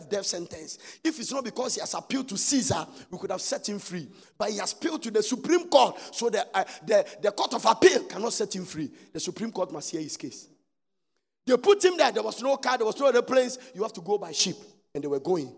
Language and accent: English; Ghana; we are Ghana, we are under British rule